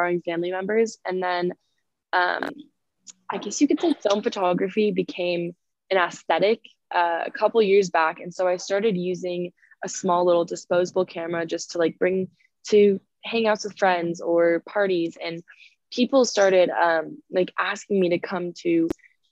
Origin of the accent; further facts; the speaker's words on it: near Woodland Hills, California, United States; moved away as an adult; now in San Luis Obispo, United States; Woodland Hills, which is like near where my hometown is